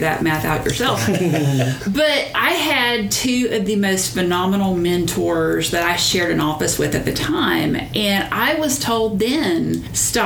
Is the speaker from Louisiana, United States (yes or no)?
yes; North Louisiana, United States; I'm from North Louisiana